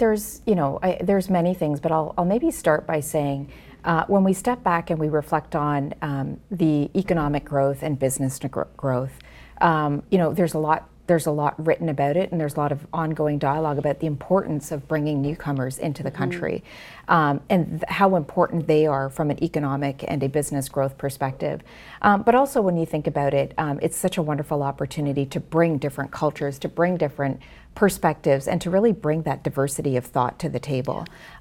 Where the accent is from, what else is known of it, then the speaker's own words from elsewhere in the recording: Ontario, Canada; in the time that we grew up in Ontario, a lot of the cultural amenities weren't available that are there today.